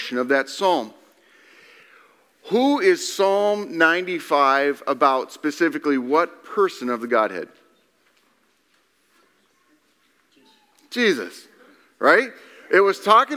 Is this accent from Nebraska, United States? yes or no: yes; Nebraska, United States; I'm from Nebraska.